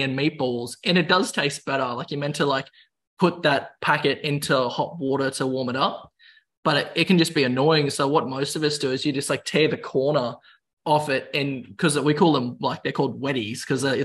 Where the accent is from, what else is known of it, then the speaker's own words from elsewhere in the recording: Queensland, Australia; moved away; I'll go back to my home state and join the police